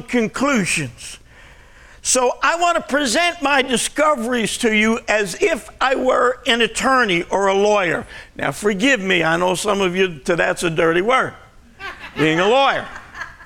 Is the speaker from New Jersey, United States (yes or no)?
yes; Jersey Shore, New Jersey, United States; moved away as an adult; also born or lived in Arizona; I grew up on the Jersey Shore